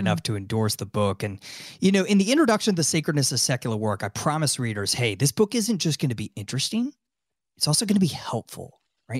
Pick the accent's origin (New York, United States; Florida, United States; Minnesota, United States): Florida, United States; Tampa; also born or lived in Washington, D.C.; my hometown of Tampa, Florida